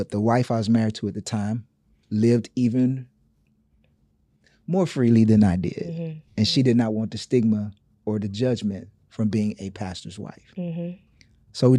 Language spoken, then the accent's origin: English; Gainesville, Florida, United States; Gainesville, Florida, which is the swamps. It's country, I know.